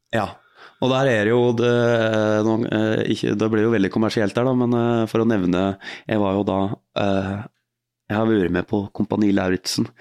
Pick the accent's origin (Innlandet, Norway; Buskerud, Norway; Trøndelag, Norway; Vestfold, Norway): Buskerud, Norway; Hallingdal; moved away as an adult; also born or lived in Oslo; dalen der jeg er fra